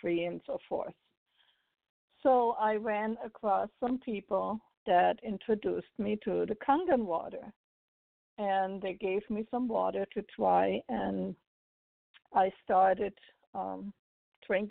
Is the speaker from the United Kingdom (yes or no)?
no; Germany; now in United States; I'm originally from Germany.